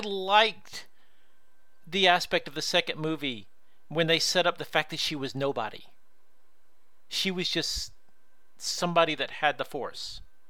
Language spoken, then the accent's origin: English; the Bible Belt, United States; moved away; I came from the Bible Belt.